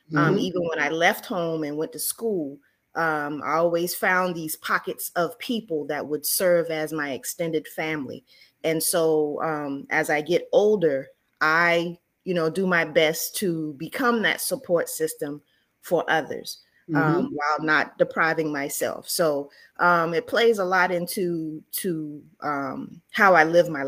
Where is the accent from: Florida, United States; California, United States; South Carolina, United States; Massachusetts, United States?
South Carolina, United States; Charleston; moved away; I am originally from Charleston, South Carolina, also known as the Holy City